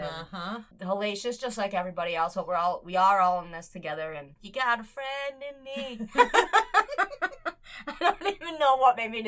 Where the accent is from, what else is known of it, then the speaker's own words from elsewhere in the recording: United States; I'm American as they can get